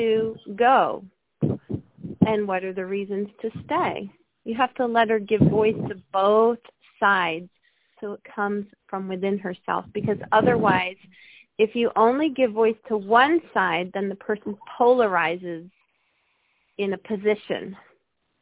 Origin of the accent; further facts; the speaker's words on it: United States; we as American people